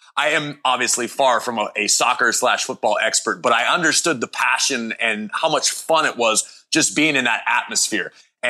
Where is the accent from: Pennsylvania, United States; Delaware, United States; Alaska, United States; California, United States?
Pennsylvania, United States; Pittsburgh; my hometown of Pittsburgh